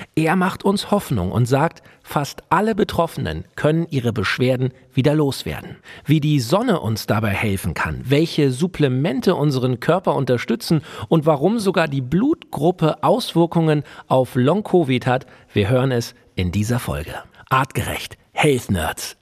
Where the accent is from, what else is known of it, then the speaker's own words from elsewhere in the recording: Germany; bei uns in Deutschland